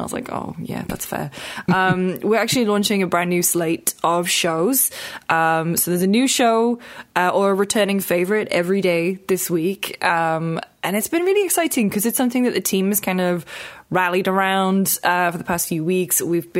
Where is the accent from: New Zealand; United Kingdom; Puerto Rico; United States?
United Kingdom; And we called it Spot On because obviously we're British.